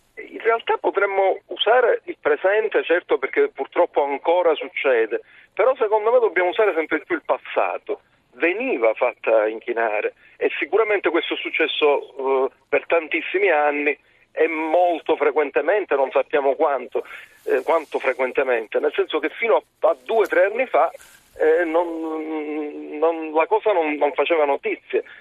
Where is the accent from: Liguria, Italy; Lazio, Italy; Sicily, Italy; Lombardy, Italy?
Sicily, Italy; lo dico da siciliano